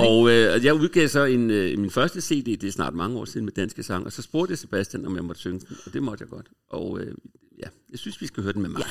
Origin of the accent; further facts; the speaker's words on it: Copenhagen, Capital Region of Denmark, Denmark; moved away as an adult; also born or lived in Hamburg; jeg er fra Vesterbro, og boede på Vesterbros Torv, gik i skole på Frederiksberg, så hele min barndom gik jeg op igennem det nye teater